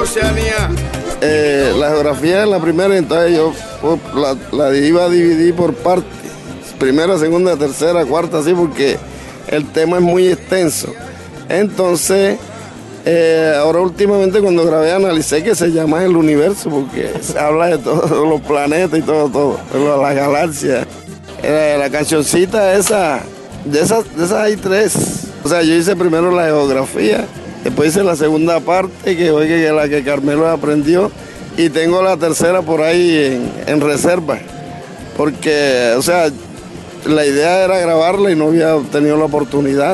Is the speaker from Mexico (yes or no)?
no; San Ángel, Magdalena, Colombia; also born or lived in Plato, Magdalena / San Roque; now in Cartagena, Colombia; Yo soy, nací en San Ángel, mi papá sanjuanero se ha criado más bien en San Juan y Plato, y estuve entre esos dos entre esas dos partes